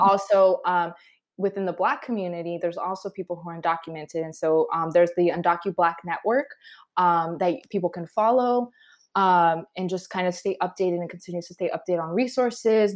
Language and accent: English; Adelanto, California, United States; also born or lived in Guadalajara, Mexico; So Adelanto is in the high desert in California, which, if people don't know where the high desert is, it's in the San Bernardino County